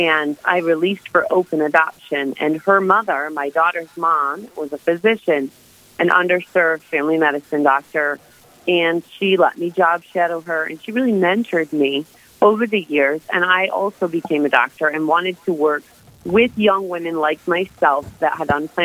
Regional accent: Michigan, United States; I am originally from Michigan

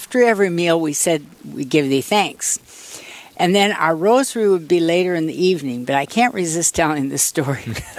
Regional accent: Plankinton, South Dakota, United States; now in Aberdeen, United States; I was born in Plankton.

